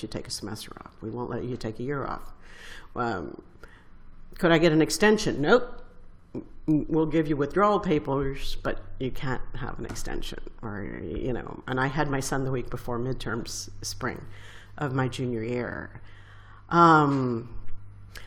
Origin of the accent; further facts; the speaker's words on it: San Antonio, Texas, United States; moved away as an adult; I was from San Antonio, and I was a very smart girl, but very poor